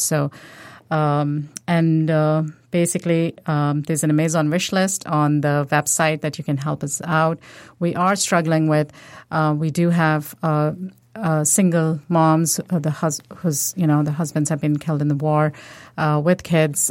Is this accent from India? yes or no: yes; India; now in United States; I'm from India, um, originally.